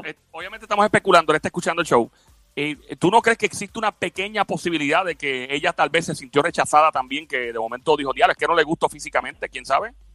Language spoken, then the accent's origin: Spanish; Puerto Rico; also born or lived in New York; nosotros venimos de Puerto Rico, un lugar donde siempre decimos buen provecho